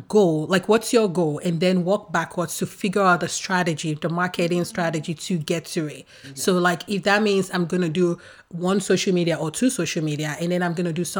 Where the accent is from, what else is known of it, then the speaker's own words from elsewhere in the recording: Nigeria; moved away as an adult; now in United States; I grew up in Nigeria and I'm a first of five girls